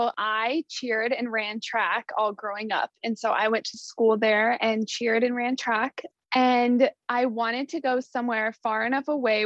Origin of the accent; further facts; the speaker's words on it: Colorado, United States; moved away as an adult; also born or lived in Wyoming; now in Kentucky, United States; So we currently live in Kentucky, right over the river from the stadium. I am originally from Colorado, but Logan and I both went to school at the University of Wyoming, and that is where we met.